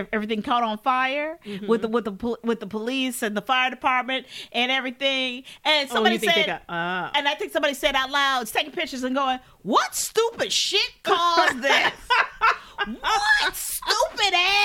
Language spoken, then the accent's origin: English; Chicago, Illinois, United States; I'm from Chicago